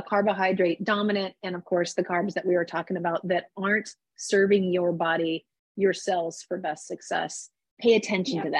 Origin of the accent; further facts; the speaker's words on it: Midwest, United States; I grew up in the Midwest